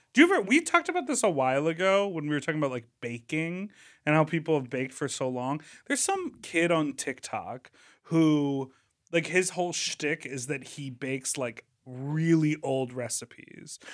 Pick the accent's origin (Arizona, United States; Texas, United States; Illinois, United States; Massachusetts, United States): Illinois, United States; Chicago; that's the area code I grew up in in Chicago